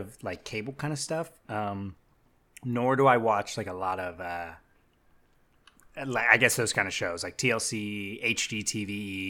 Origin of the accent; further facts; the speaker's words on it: San Diego, California, United States; I'm from San Diego.